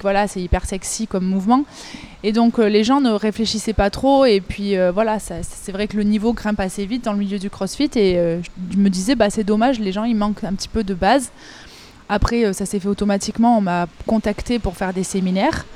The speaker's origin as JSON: {"language": "French", "town": "Avignon", "region": "Provence-Alpes-Côte d'Azur", "country": "France", "also_born_or_lived": "Marseille", "said": "je suis revenue aux sources chez moi, à Avignon, dans le sud de la France"}